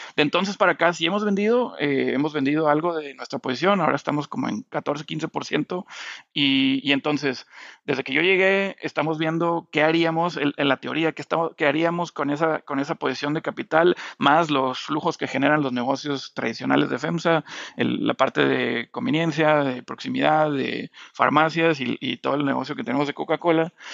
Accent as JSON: {"language": "Spanish", "town": "Monterrey", "region": "Nuevo León", "country": "Mexico", "moved": "as an adult", "said": "el sueño de regresar a Monterrey, donde, de donde yo soy"}